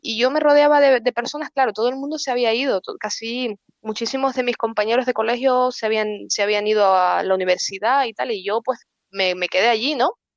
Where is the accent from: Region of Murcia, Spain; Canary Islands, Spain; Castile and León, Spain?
Canary Islands, Spain; Santa Cruz de La Palma; moved away as an adult; also born or lived in Venezuela; now in Beilen, Netherlands; nos volvimos otra vez a, a La Palma, ¿no? y ya estaba yo más o menos grandecita y nada, allí crecí y, y nada, pues eh, nada, estudié toda mi vida allí